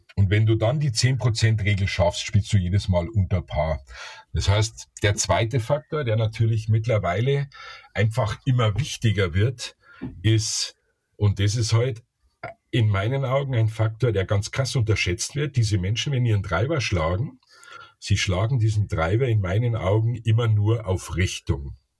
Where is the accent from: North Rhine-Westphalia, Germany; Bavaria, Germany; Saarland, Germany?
Bavaria, Germany; Ich bin ja Bayer